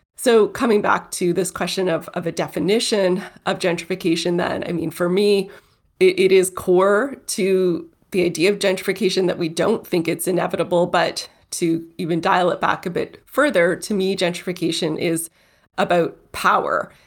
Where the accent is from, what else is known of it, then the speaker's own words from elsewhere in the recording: Toronto, Ontario, Canada; Toronto. That's my hometown